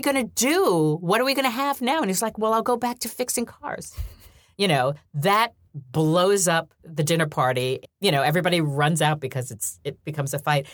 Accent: New York, United States; I grew up in New York

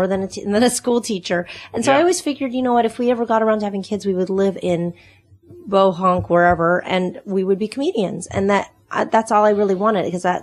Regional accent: Texas, United States; accent: Texas Canadian; also born or lived in Canada; now in Nashville, United States; I was born in Canada and raised in Texas

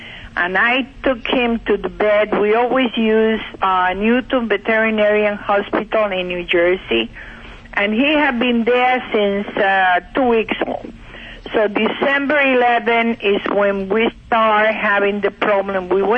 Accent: Cuba; now in Bushkill Falls, United States; I'm in Pennsylvania, Bushkill Falls.

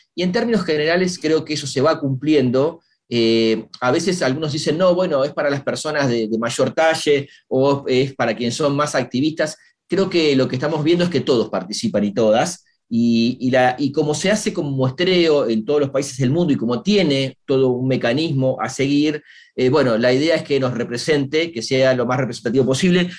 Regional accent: Argentina; somos argentinos

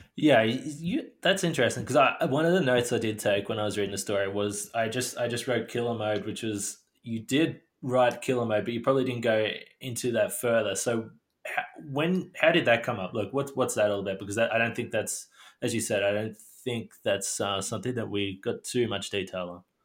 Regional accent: Australia; being Australian

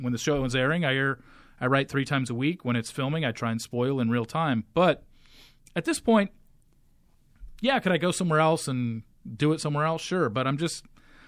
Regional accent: Orange County, California, United States; moved away as an adult; also born or lived in Los Angeles, United States; now in Dallas, United States; I grew up in Orange County.

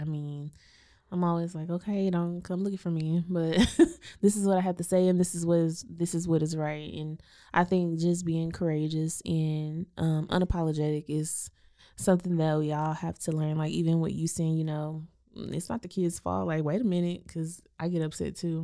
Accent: Waco, Texas, United States; we grew up in Waco I S D

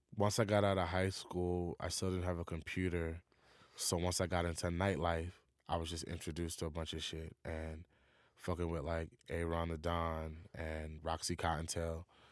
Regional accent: New York City, New York, United States; being from New York

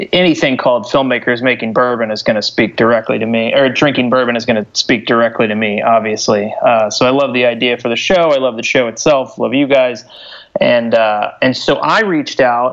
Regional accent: Louisville, Kentucky, United States; moved away as an adult; now in Brooklyn, United States; I'm born and raised in Louisville.

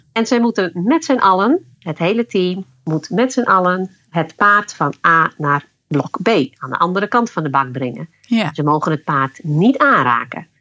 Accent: Friesland, Netherlands; ik kom uit Friesland.

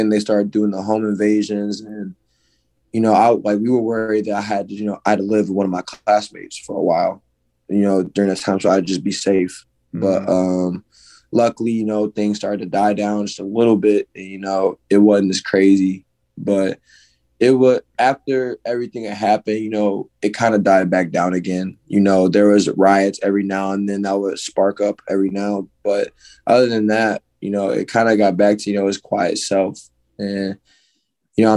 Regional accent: Ferguson, Missouri, United States; moved away as an adult; I grew up in Ferguson, Missouri. Which is in St. Louis, by a specific area.

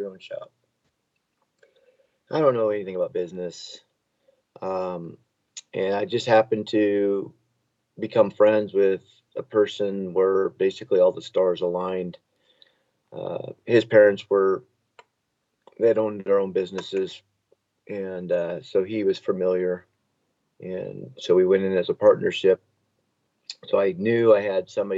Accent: Oregon, United States; now in Washington, United States; I was born in Oregon. I moved to Washington, married for 29 years

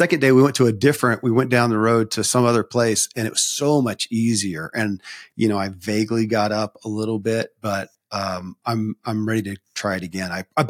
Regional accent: the South, United States; I grew up in the Bible Belt in the South, and you know, a very, I don't want to call it strict, but it was, you know, highly religious Christianity.

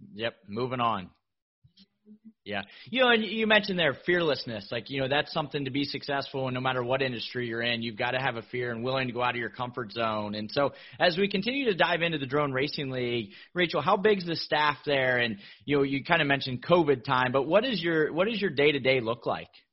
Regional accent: Miami, Florida, United States; here in my hometown of Miami, Florida

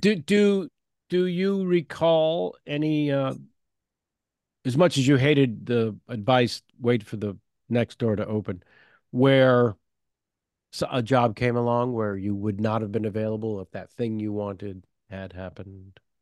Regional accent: San Francisco, California, United States; moved away; I'm from San Francisco originally

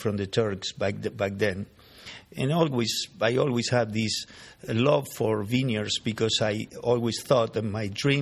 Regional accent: Buenos Aires, Argentina; moved away; I was born in Argentina, along with my sisters and everybody else in the family that were the children of these guys that came from Armenia. And we established in Buenos Aires

